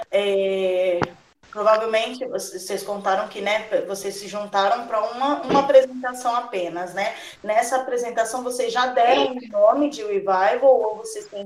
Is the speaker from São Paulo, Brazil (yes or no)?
yes; São Paulo, Brazil; eu sou do interior de São Paulo, né?